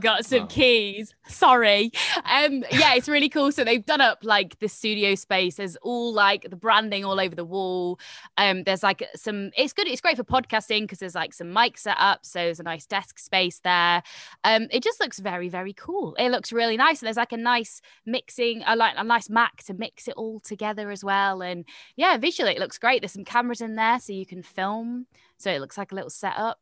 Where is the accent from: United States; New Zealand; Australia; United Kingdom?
United Kingdom; Nottingham, East Midlands; now in London, United Kingdom; I'm originally from Nottingham